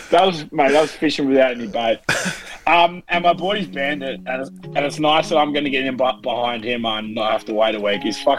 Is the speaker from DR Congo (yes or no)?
no; Australia; also born or lived in New Zealand; I'm half Kiwi. We're about as Aussie as each other.